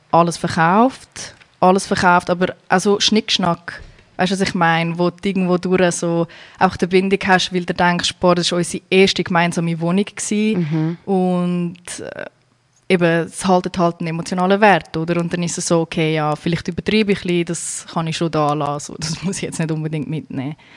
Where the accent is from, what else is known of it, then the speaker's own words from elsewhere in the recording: Zurich, Switzerland; moved away as an adult; now in United States; Ursprünglich komme ja. ich von Kroatien, bin aber in der Schweiz geboren und aufgewachsen.